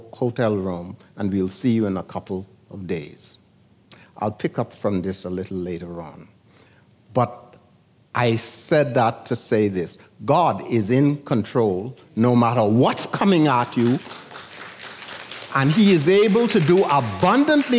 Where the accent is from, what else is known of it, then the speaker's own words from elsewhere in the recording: San Salvador, Bahamas; moved away; I came from San Salvador in 1941. They didn't even have a nurse on the island